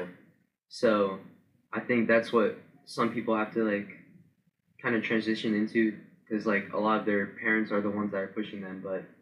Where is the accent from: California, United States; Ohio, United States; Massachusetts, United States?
Ohio, United States; Powell; also born or lived in Dublin, Ohio; I'm from Powell, Ohio.